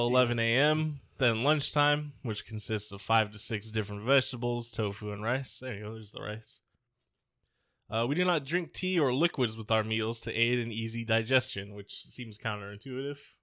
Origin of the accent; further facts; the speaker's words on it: Bay Area, California, United States; we grew up in the Bay Area